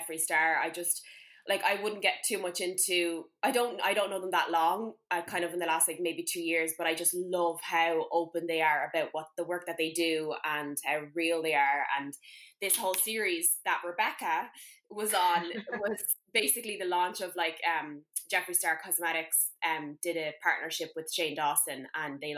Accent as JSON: {"language": "English", "country": "Ireland", "moved": "yes", "said": "we're both from Ireland"}